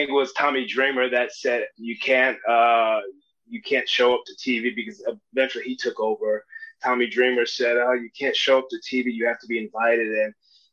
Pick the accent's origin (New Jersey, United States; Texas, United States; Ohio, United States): New Jersey, United States; Union Township; moved away as an adult; I'm from Union Township, New Jersey